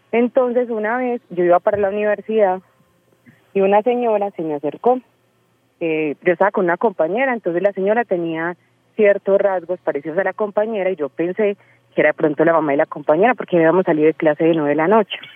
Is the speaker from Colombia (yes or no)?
yes; Medellín, Antioquia, Colombia; soy de Medellín.